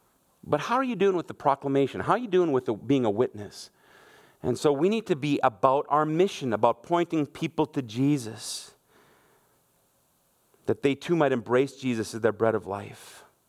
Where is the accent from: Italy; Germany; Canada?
Germany; moved away; I grew up in Germany. My mom and dad are what we would call missionaries. I was 1 year old when we went to Germany.